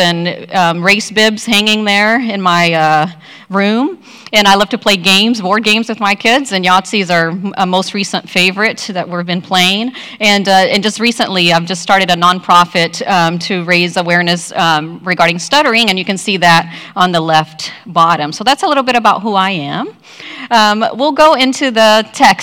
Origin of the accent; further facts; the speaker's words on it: Brazil; now in United States; I'm from Brazil. I've been in the U.S. for 30 plus years.